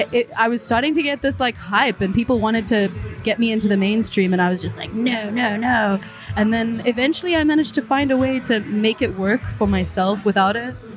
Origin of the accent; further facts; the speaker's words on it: Cape Town, Western Cape, South Africa; moved away as an adult; now in Berlin, Germany; From Cape Town, originally.